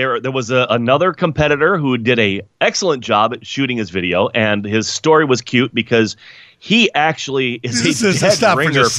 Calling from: Florida, United States; Greetings, … from Florida, where I am not live from the Kentucky Derby.

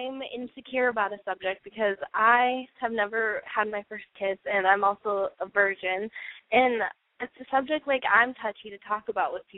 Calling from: Battle Ground, Washington, United States; I'm calling from Battleground, Washington

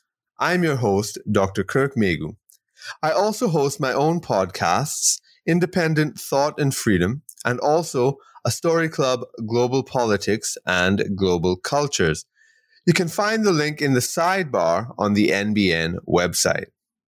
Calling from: Trinidad & Tobago; Yes, well, I'm joining you from Trinidad and Tobago in the Caribbean, and the technology is connecting us as if we're in the same room.

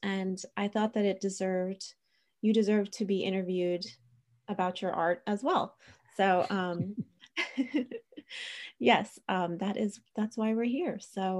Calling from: Pennsylvania, United States; I'm speaking from Pennsylvania in the United States, and we have very bad winters too.

